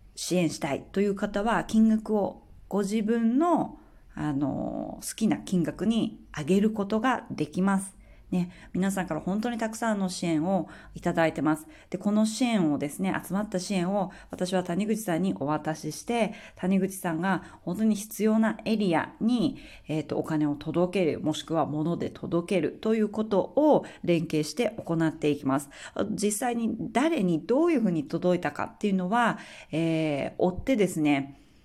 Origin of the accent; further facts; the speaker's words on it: Akita, Japan; now in Australia; 私の地元の秋田